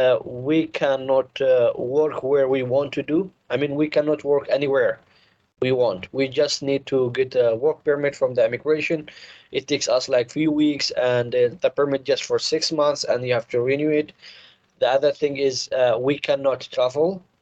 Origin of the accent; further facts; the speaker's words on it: Hong Kong; English is a second language; finish my school, here I grow up, and here I make friends, and I feel like Hong Kong is more than my home country now.